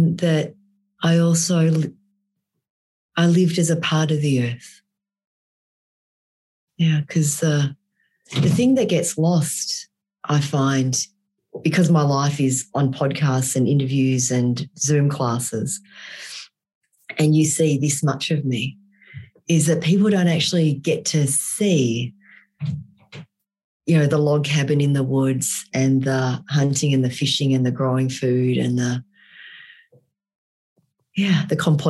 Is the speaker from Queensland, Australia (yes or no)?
no; Melbourne, Victoria, Australia; moved away as an adult; also born or lived in Vietnam / Tumut, New South Wales / Malaysia; now in Alaska, United States; I grew up in Melbourne